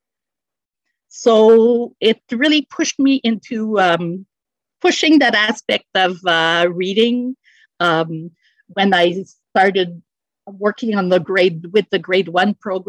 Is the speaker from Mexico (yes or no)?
no; Montreal, Quebec, Canada; moved away as an adult; now in Sorel-Tracy, Canada; When I started working here in Sorel-Tracy, I was formerly from the West Island